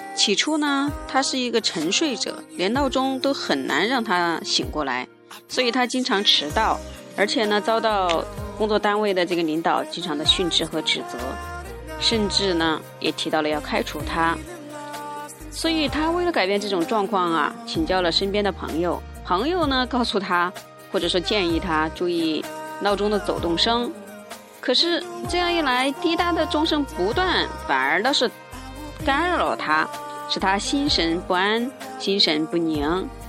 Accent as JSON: {"language": "Chinese", "country": "China", "said": "我们中国人"}